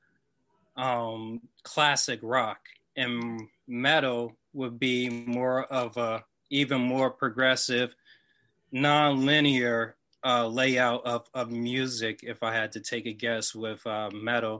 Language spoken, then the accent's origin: English; Montclair, New Jersey, United States; I'm repping from North Jersey. That is Montclair